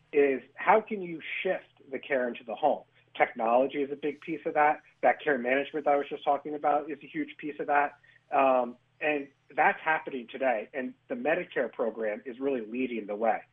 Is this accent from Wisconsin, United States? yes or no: no; Hudson Valley, New York, United States; I'm originally from the Hudson Valley